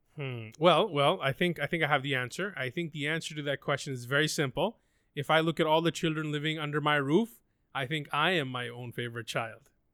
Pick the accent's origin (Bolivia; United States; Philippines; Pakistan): Pakistan; I'm from Pakistan